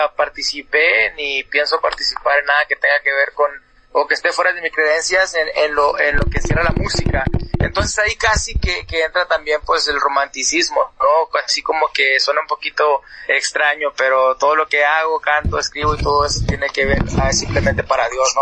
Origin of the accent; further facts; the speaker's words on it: Mexico; now in Tucson, United States; Yo ah, soy mexicano